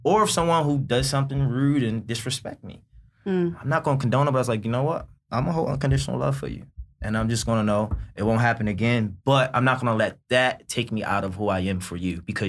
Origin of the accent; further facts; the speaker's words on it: Baltimore, Maryland, United States; I'm from Baltimore, growing up in inner city